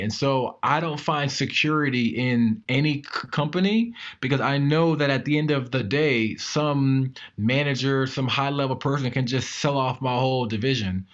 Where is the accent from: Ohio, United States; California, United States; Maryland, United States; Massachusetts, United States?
Maryland, United States; I am from Maryland